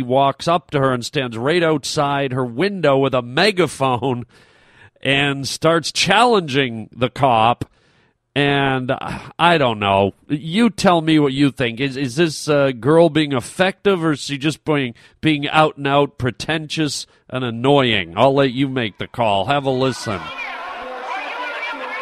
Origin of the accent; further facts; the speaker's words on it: Canada; As a Canadian boy